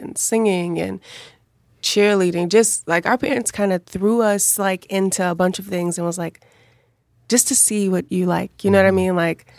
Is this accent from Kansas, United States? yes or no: no; Chicago, Illinois, United States; we grew up on the South Side.